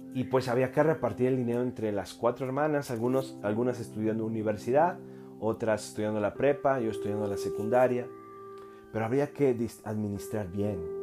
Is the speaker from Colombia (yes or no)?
no; Mexico; yo soy mexicano